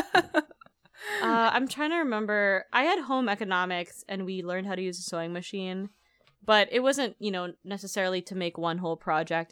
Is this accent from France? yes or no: no; Philippines; moved away; I was raised in the Philippines